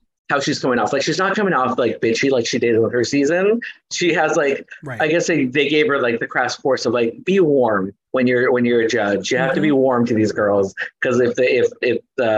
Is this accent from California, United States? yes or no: yes; Los Angeles, California, United States; I grew up in East Los Angeles.